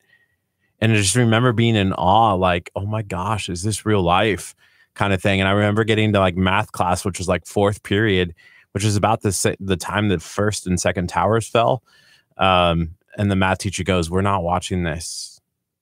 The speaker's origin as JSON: {"language": "English", "region": "Nebraska", "country": "United States", "also_born_or_lived": "Vermont", "moved": "yes", "said": "when I moved from Nebraska"}